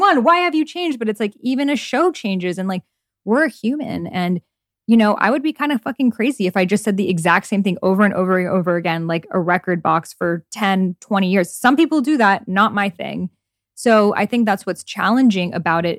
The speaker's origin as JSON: {"language": "English", "country": "Iran", "moved": "yes", "said": "my home country of Iran"}